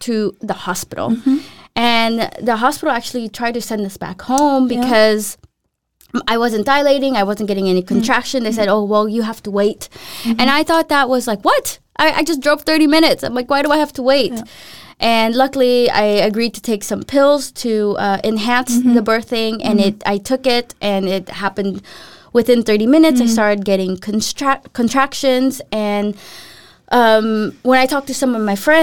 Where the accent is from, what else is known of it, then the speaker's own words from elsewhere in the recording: Los Angeles, California, United States; moved away as an adult; also born or lived in Philippines; now in Denmark; my hometown